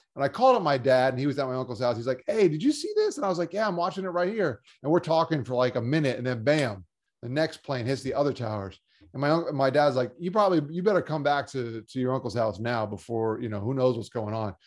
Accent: South Florida, United States; also born or lived in Long Island, New York; Grew up down here in South Florida playing sports and going to school

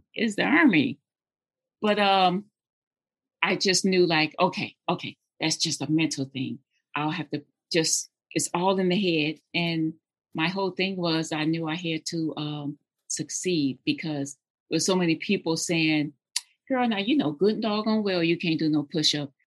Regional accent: Jackson, Tennessee, United States; moved away; I'm actually from Tennessee. I was born in um, Jackson, Tennessee

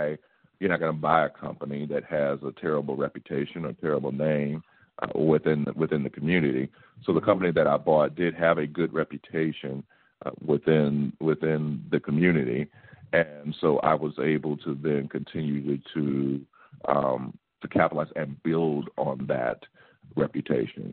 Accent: St. Louis, Missouri, United States; I'm from St. Louis, born and raised.

